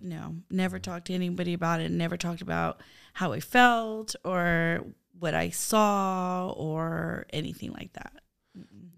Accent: Turlock, California, United States; also born or lived in San Francisco, California / Honduras; I grew up in Turlock

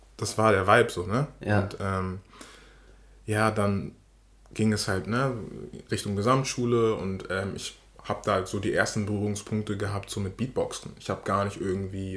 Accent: Hamburg, Germany; Ich bin in Poppenbüttel aufgewachsen. Poppenbüttel ist ein Bezirk, Stadtteil in, in Hamburg.

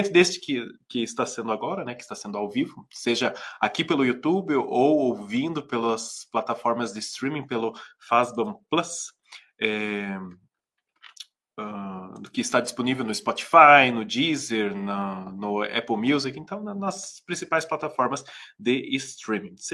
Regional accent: Santa Catarina, Brazil; também sou catarinense, Marcos, sou, minha família mora em Jaraguá do Sul

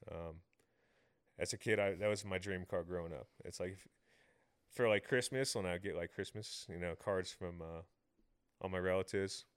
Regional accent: Tampa, Florida, United States; Tampa has amazing street racing. Um, so I kinda grew up in a very good area for

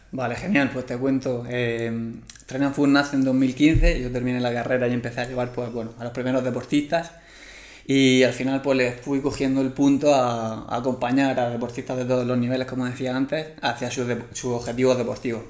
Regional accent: Murcia, Region of Murcia, Spain; now in Plasencia, Spain; soy de Murcia. Ahora mismo estoy viviendo en Plasencia

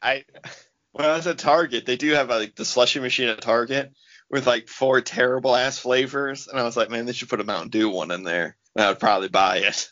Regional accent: United States; I'm American

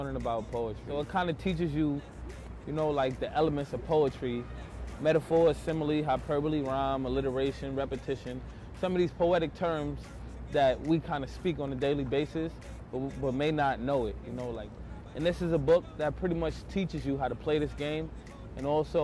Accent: New York City, New York, United States; I grew up in Brownsville, New York, which is like an area of extreme poverty

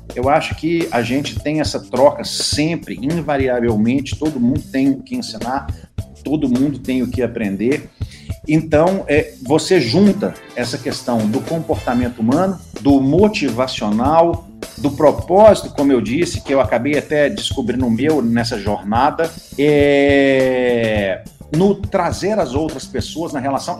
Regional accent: Belo Horizonte, Minas Gerais, Brazil; moved away; also born or lived in Brasília; eu sou de Belo Horizonte, a minha família é, é enraigada em Belo Horizonte, minha tataravó já nasceu em Belo Horizonte.

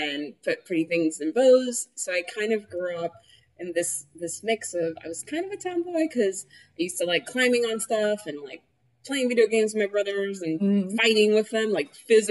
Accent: New York City, New York, United States; first language Spanish; English is a second language; also born or lived in Dominican Republic; So I was born in the Heights, grew up in Inwood until I was about 8 years old

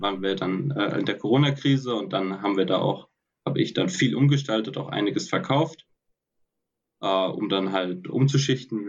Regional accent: Heidelberg, Baden-Württemberg, Germany; moved away as an adult; now in Stuttgart, Germany; ich bin ursprünglich aus Heidelberg

